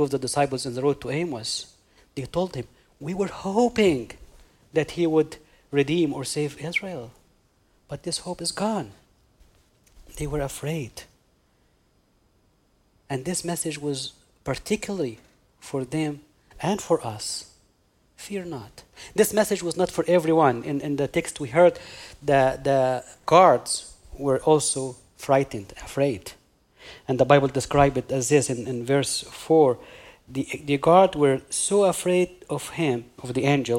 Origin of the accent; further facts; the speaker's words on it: Egypt; moved away; I'm originally from Egypt. And because I'm from Egypt